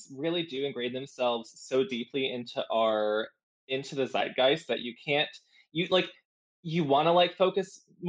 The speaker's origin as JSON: {"language": "English", "region": "South Georgia", "country": "United States", "tie": "born or raised there", "moved": "yes", "lives_now": "Florida, United States", "said": "I live in Florida. I grew up in South Georgia"}